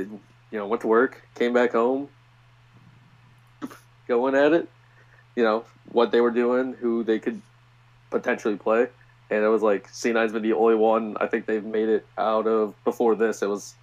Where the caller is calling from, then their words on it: St. Louis, Missouri, United States; I'm St. Louis.